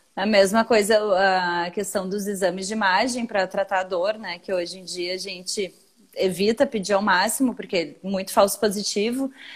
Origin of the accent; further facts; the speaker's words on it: Brazil; Sou brasileiro